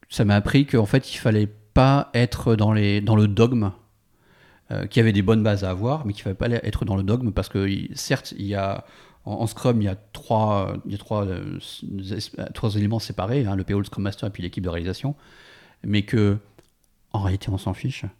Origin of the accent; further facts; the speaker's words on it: France; moved away as an adult; also born or lived in San Francisco; on est parti de San Francisco pour des raisons personnelles et, pour rentrer en France